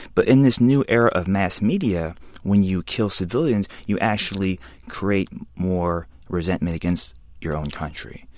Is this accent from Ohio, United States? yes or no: no; Alabama, United States; I'm half Korean, a quarter white, and a quarter black, and I grew up in Alabama